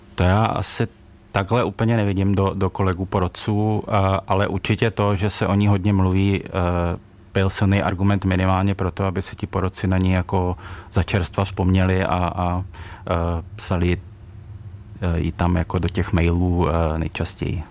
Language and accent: Czech; Ostrava, Moravian-Silesian Region, Czechia; já jsem sám z Ostravy